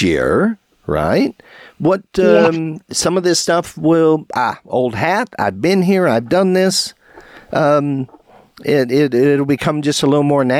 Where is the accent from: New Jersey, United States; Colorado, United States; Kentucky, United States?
Kentucky, United States; Brandenburg; I'm from Brandenburg, Kentucky.